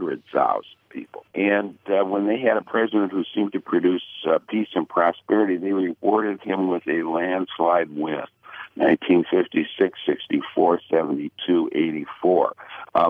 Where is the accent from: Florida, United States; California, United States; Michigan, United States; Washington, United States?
Michigan, United States; my home state of Michigan